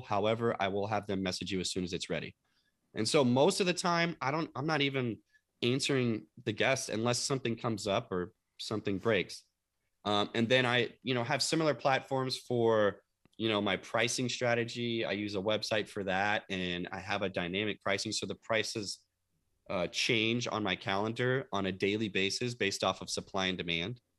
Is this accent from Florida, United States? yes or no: no; Louisville, Kentucky, United States; moved away; my hometown of Louisville, Kentucky